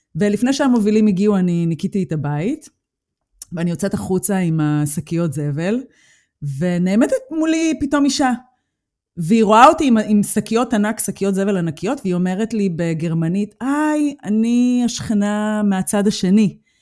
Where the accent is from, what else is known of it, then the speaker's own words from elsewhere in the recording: Israel; moved away as an adult; now in Germany; אני הגעתי מישראל